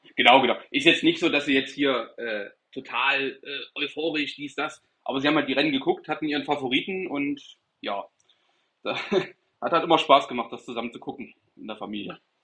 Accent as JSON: {"language": "German", "town": "Erfurt", "region": "Thuringia", "country": "Germany", "moved": "as an adult", "lives_now": "Stuttgart, Germany", "said": "ich komme aus Erfurt, äh, Thüringen"}